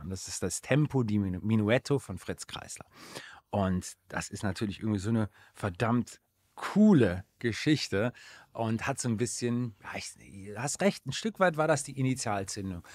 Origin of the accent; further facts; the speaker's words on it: Aachen, North Rhine-Westphalia, Germany; in Aachen, äh, in meiner Heimatstadt